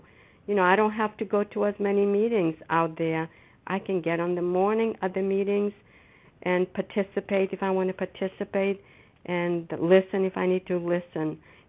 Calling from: Foxborough, Massachusetts, United States; And I'm a grateful recovering compulsive overeater, and I'm calling from Foxborough, Massachusetts.

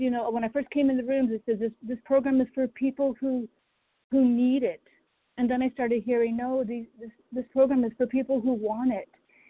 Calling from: Durham, North Carolina, United States; Yeah, Durham, North Carolina.

